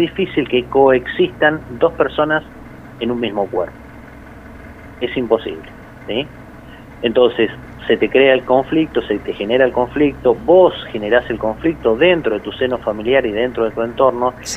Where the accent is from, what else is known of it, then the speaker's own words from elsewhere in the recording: Puerto San Julián, Santa Cruz, Argentina; yo soy de Puerto San Julián